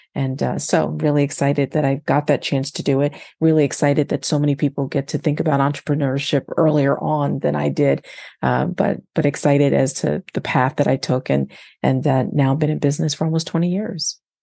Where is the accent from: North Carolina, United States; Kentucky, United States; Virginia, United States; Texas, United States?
North Carolina, United States; Fayetteville; moved away as an adult; also born or lived in New Jersey / Boston/Cambridge, Massachusetts / Berkeley, California / Ohio; now in Baltimore, United States; I'm originally from North Carolina, as I know that you are, and I was, uh, born in Fayetteville, North Carolina, Uh, and, uh, but, but spent my growing up between North Carolina and, and New Jersey